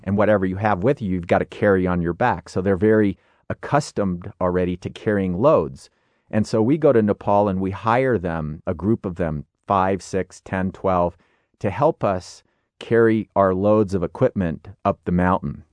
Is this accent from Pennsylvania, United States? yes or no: no; Illinois, United States; I grew up in Illinois